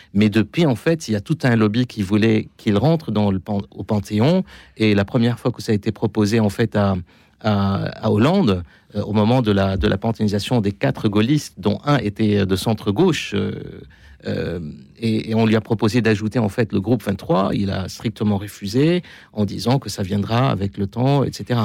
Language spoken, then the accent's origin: French; Lebanon; moi, en tant que Libanais